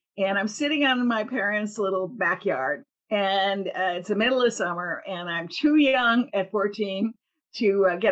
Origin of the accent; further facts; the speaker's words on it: Cleveland, Ohio, United States; moved away; also born or lived in Athens, Ohio; I am from Cleveland, Ohio, from a, I guess, working class family, you'd have to say. We lived in a housing project, a government housing project. I think our rent was $39 a month or something when I was a little kid.